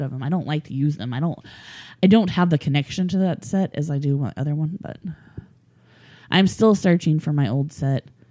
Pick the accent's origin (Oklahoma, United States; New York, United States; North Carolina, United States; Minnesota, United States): Oklahoma, United States; I'm from Oklahoma and the Native American in me